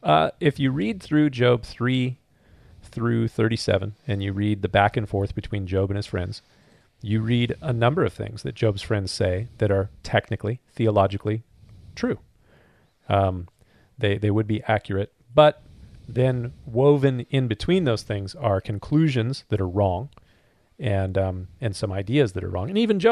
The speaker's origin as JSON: {"language": "English", "region": "Southern California", "country": "United States", "said": "But we're not from the South. We're from Southern California."}